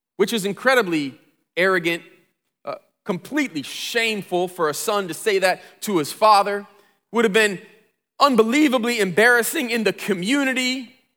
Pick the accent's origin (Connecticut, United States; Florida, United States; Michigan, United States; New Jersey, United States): Michigan, United States; Flint; I grew up in Flint